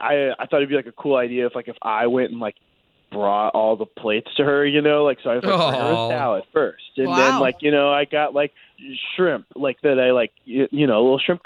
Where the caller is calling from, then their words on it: Pine Hills, Florida, United States; Hey, I'm from Pine Hills.